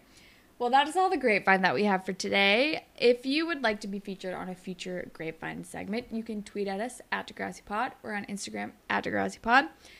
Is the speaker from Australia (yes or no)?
yes; Australia; I'm Australian, so I can't even blame it on New Jersey.